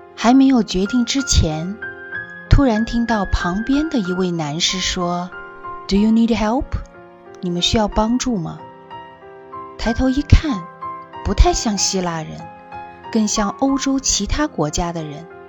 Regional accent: China; 我们来自中国

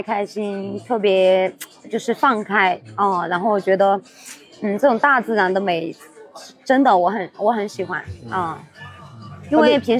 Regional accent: Enshi, Hubei, China; 湖北恩施， 嗯， 就挨着重庆那一块儿，就是大山比较多的。

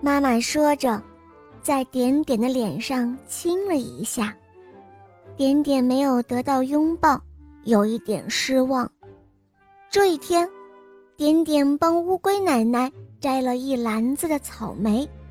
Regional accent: Xinxiang, Henan, China; 我今年六岁了，我来自新乡

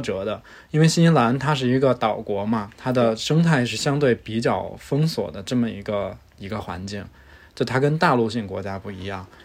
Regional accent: Beijing, China; now in Chengdu, China; 我是一个北京人，目前生活在成都

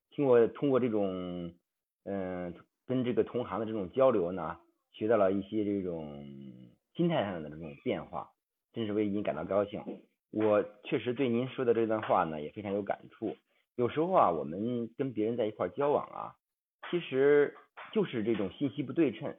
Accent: Hebei, China; 我是河北

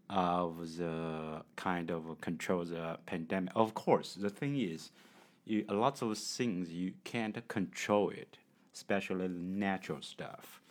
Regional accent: China; English is a second language; from China.

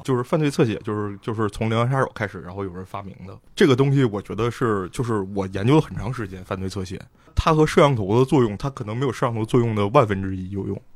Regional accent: Northeast China, China; 我小的时候在东北是见过的

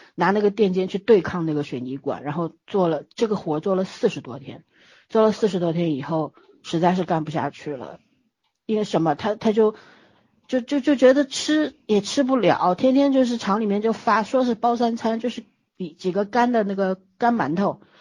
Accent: Shanghai, China; 我作为一个上海人，我是没有见过真正的贫穷

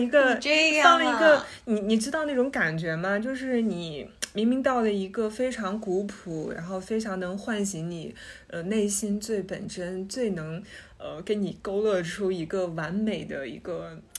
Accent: China; 作为中国人，

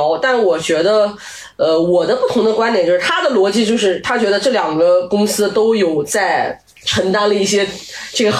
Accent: China; 当然，我觉得这个跟我们中国人太多优秀的文学作品是有关

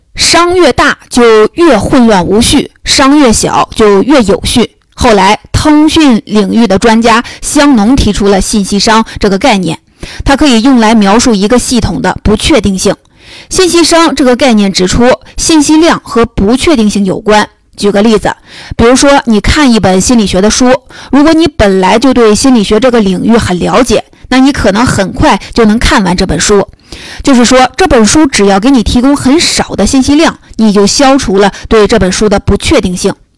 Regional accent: China; 我们中国人都知道看病得找老大夫

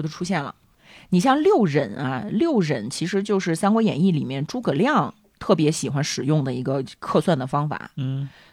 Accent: China; 我们中国人这么喜欢广播体操

